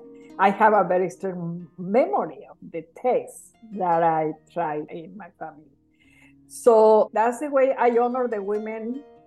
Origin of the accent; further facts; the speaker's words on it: Tuxpan, Michoacán, Mexico; now in Fresno, United States; I grew up in a small town in the state of Michoacán. It's called Tuxpan.